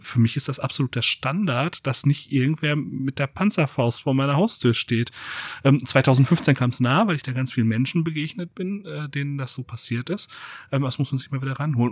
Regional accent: Germany; wir als Deutsche

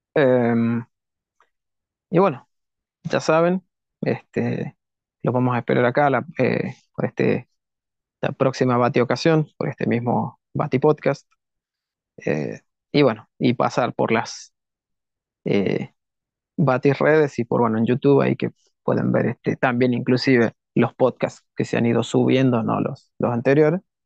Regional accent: Argentina; los argentinos

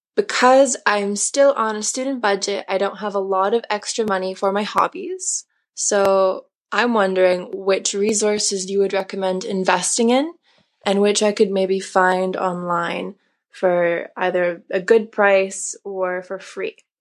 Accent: Canada; I'm from Canada

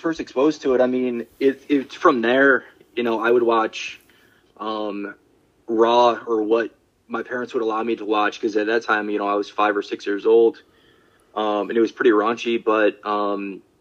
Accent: Syracuse, New York, United States; I'm from Syracuse, so we used to have a Video King

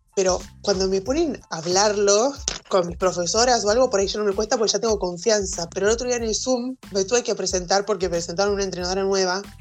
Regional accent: Lehmann, Santa Fe, Argentina; soy de un pueblito de Santa Fe.

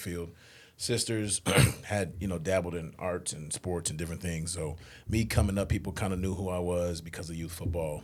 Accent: Springfield, Massachusetts, United States; I grew up outside of Springfield.

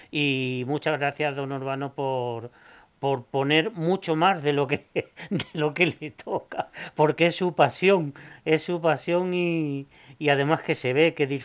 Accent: Torre de Juan Abad, Castilla-La Mancha, Spain; no soy nacido en la torre, pero bueno, la torre es mi pueblo, es mi pueblo y la quiero.

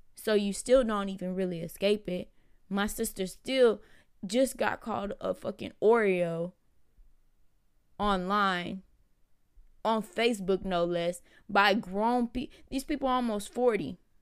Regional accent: Houston, Texas, United States; I'm from Houston

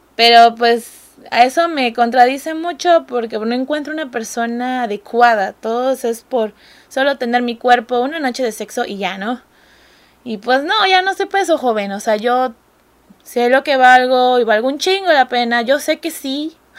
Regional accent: Mexico; yo soy el estereotipo mexicano

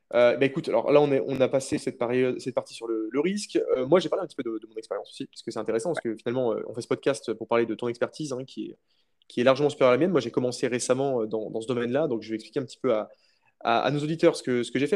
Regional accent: France; quand on est français

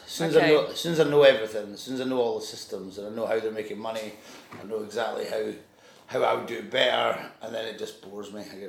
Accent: Stow, Scotland, United Kingdom; also born or lived in Edinburgh; I grew up in Stow. I was born in Edinburgh. But... Okay. But then when I was four, we moved to Stow in the Scottish Borders.

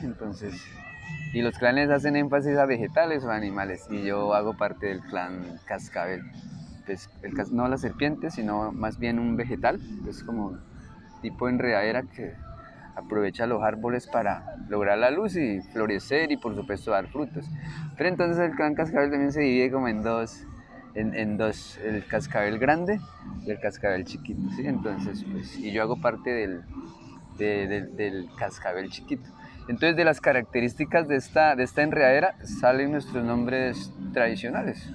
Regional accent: Puerto Nariño, Amazonas, Colombia; nosotros somos de en Puerto Nariño

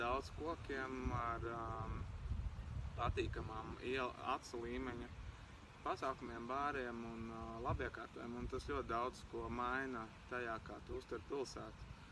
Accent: Kārsava, Latgale, Latvia; moved away as an adult; now in Riga, Latvia; esmu pabeidzis skolu Kārsavā, vidusskolu un uh, arī mūzikas skolu.

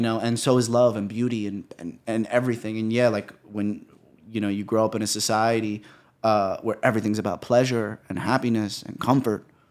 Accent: New York City, New York, United States; I come from New York.

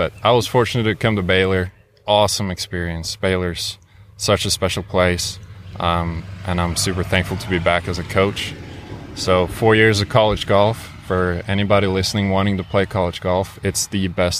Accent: Oslo, Norway; Yeah, just I'm from Oslo, Norway.

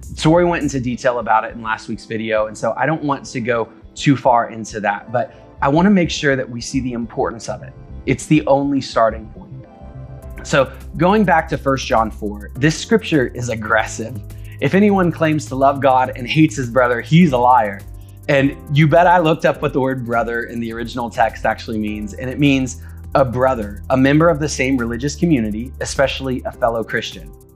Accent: United States; we as the American church

